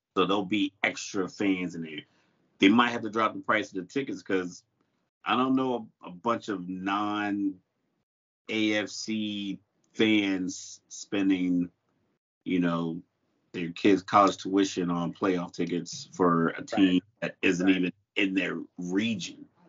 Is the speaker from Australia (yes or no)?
no; Miami, Florida, United States; I'm from Miami